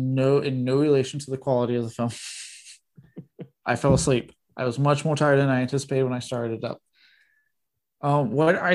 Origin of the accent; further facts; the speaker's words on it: Texas, United States; I was born in Texas